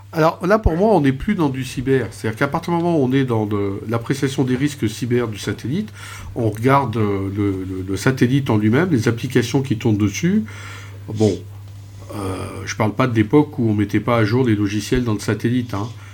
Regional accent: France; en tant que Français

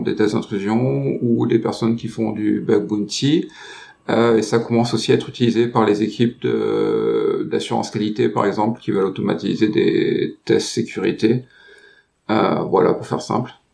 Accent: France; je suis français

